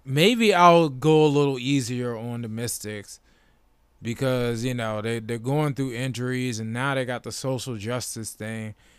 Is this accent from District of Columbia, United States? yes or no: yes; Washington, District of Columbia, United States; born or raised there